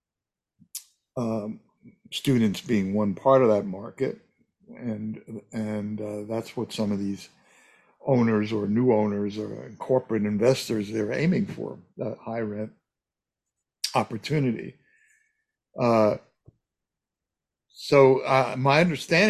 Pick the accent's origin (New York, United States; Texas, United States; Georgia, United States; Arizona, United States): New York, United States; now in California, United States; I grew up in New York